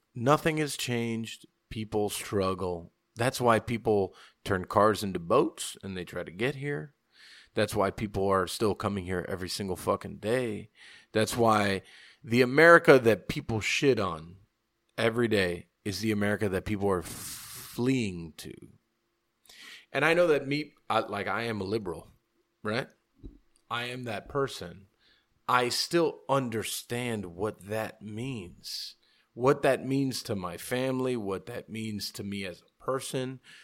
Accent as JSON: {"language": "English", "town": "Hialeah", "region": "Florida", "country": "United States", "tie": "born or raised there", "said": "I was born Hialeah. Like, I'm, I'm, I'm American"}